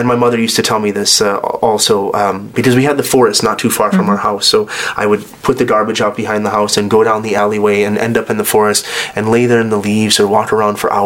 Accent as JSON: {"language": "English", "country": "United States", "tie": "born or raised there", "moved": "as an adult", "said": "I was born in the United States"}